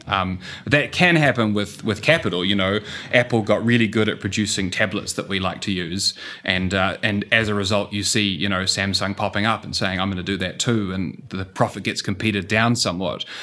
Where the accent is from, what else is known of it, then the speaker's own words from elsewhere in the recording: New Zealand; accent: New Zealand; moved away as an adult; also born or lived in Singapore; as you can tell from the accent, um, I'm a New Zealander.